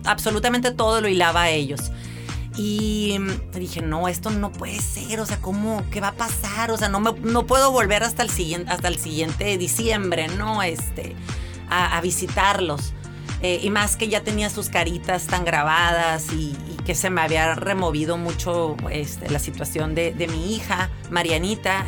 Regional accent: Mexicali, Baja California, Mexico; Yo soy originaria de aquí de Mexicali, 100% cachanilla

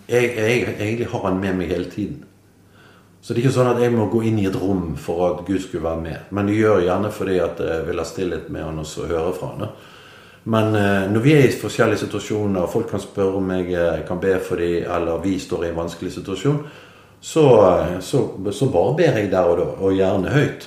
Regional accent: Bergen, Vestland, Norway; moved away as an adult; now in Nordhordland, Norway; jeg er jo bergenser. Mm. Så vi Jeg er født og oppvokst i byen

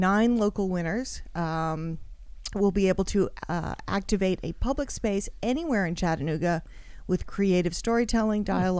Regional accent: Australia; Well, I'm Australian.

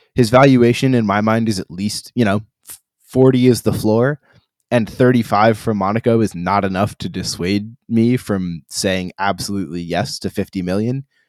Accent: United States; now as an American

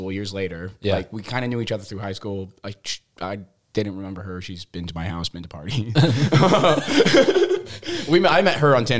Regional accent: Hyrum, Utah, United States; Hiram was where I was from.

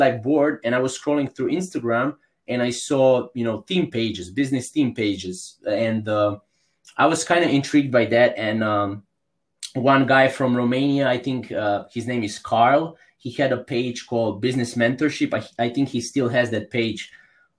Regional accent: Croatia; I'm from Croatia. It's a small country in Europe.

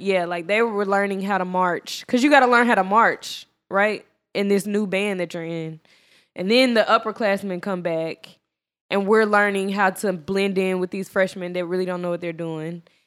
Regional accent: Dallas, Texas, United States; I'm from Dallas.

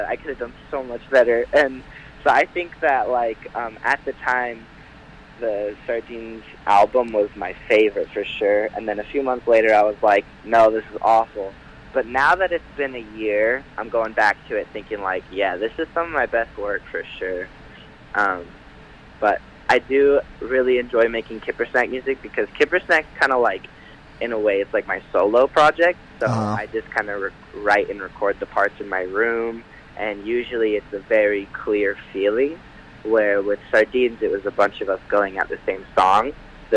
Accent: Heber, Utah, United States; I grew up in Heber, me and my friends all played music up there

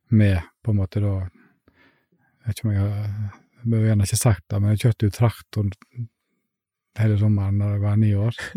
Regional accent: Iceland; now in Fitjar, Norway; Jeg er egentlig en som vokste opp på en liten plass på Island

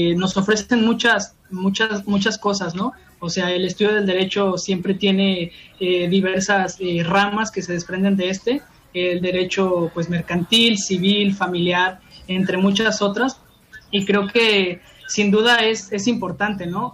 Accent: Mexico

